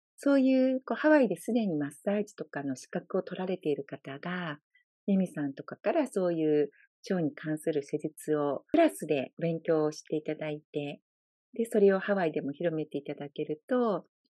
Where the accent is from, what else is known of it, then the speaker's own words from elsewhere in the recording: Japan; moved away as an adult; now in Hawaii, United States; 私みたいに日本から移住してきている日本人の方